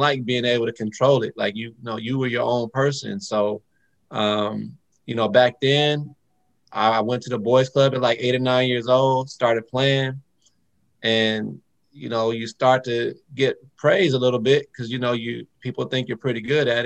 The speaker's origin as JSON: {"language": "English", "town": "Phoenix", "region": "Arizona", "country": "United States", "tie": "born or raised there", "said": "I grew up in Phoenix, Arizona"}